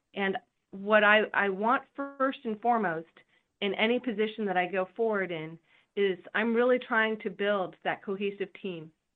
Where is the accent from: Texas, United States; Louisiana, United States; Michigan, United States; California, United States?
California, United States; also born or lived in Spain; I come from California